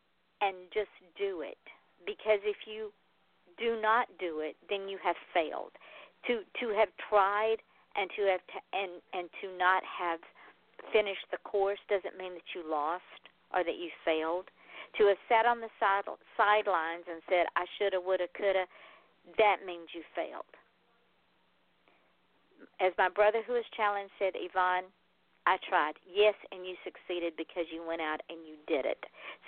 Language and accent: English; the South, United States; Well, I'm from the South. I can't help it. Welcome to my home.